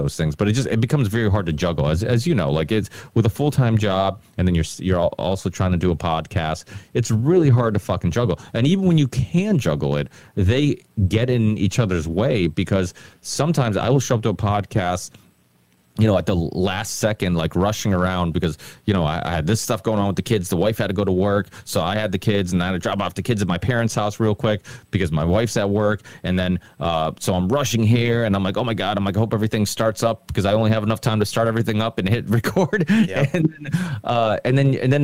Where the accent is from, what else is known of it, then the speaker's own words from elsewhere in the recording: Ludlow, Massachusetts, United States; my hometown in Ludlow